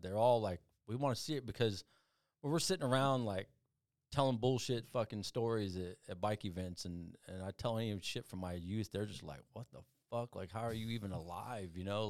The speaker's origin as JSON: {"language": "English", "town": "Phoenix", "region": "Arizona", "country": "United States", "tie": "born there", "said": "I was born in Phoenix, Arizona"}